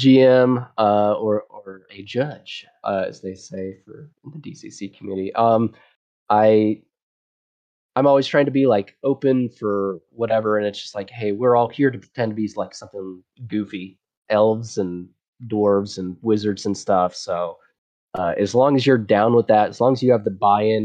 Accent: Texas, United States; I'm from Texas

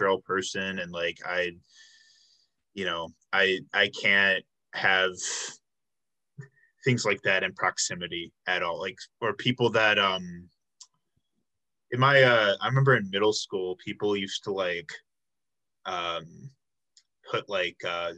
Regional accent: Illinois, United States; moved away; it was pop, you know, cuz I'm from Illinois, but it became soda once I came here

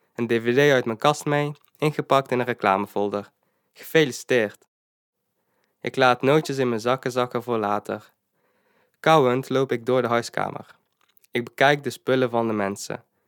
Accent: Eindhoven, North Brabant, Netherlands; ik ben 19 jaar en ik kom uit Eindhoven

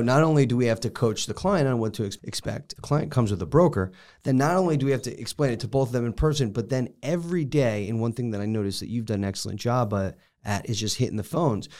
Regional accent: Connecticut, United States; moved away; I'm from Connecticut

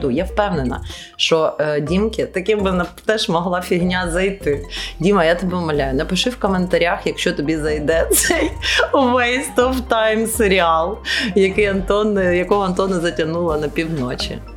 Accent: China; first language Chinese; Ukrainian is a second language; Та я просто китаєць, я так говорю, з п'ять овочів. Ну це нормально. Я ж перекладаю з китайської в голові.

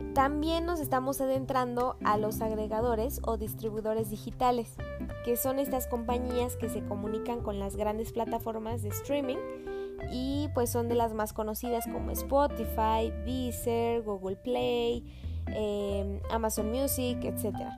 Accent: Mexico City, Mexico; soy de la Ciudad de México

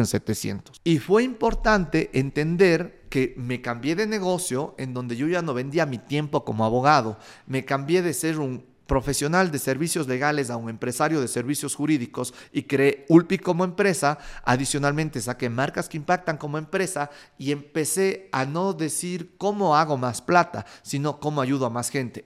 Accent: Cuenca, Azuay, Ecuador; como buen cuencano farrero

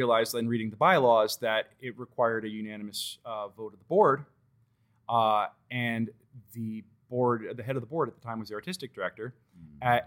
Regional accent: Washington, District of Columbia, United States; moved away

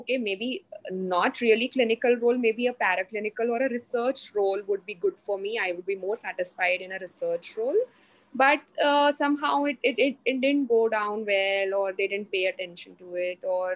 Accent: Mumbai, Maharashtra, India; So I'm from Mumbai. I'm basically from Mumbai

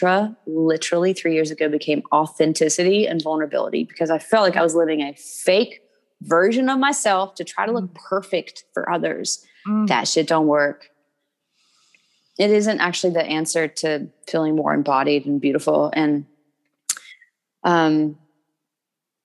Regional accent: Kentucky, United States; I'm from Kentucky.

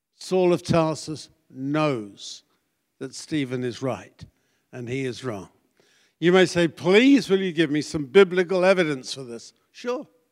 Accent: United Kingdom; moved away as an adult; also born or lived in Connecticut; being British, I don't have an accent

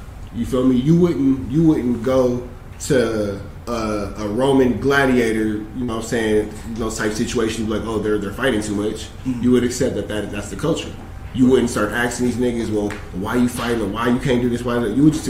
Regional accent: Los Angeles, California, United States; I'm from South Central, born and raised

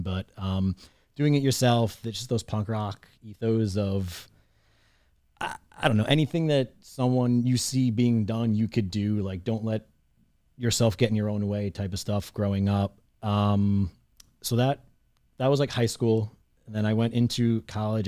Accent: Long Island, New York, United States; I grew up in Long Island, New York, right on the, uh, in the suburbs, right next to Queens

